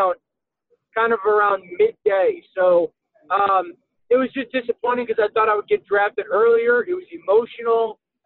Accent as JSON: {"language": "English", "region": "Connecticut", "country": "United States", "tie": "born or raised there", "said": "I grew up in Connecticut, which is basically in New England in the States"}